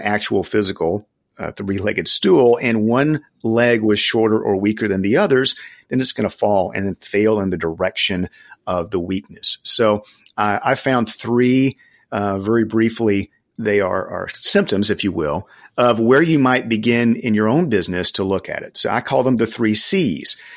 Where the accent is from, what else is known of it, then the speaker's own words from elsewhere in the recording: the South, United States; I grew up in the South